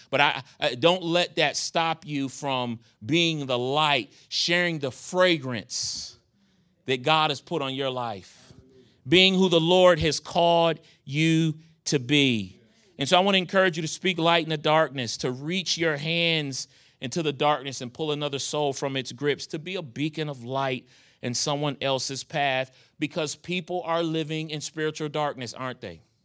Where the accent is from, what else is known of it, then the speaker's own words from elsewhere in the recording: New York, United States; moved away as an adult; now in Charlotte, United States; I was a young kid growing up in New York, gang banging